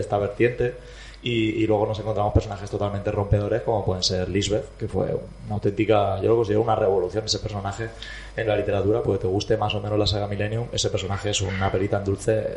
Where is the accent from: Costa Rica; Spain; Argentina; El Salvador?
Spain; Almansa, Castilla-La Mancha; Yo es que vengo de Almansa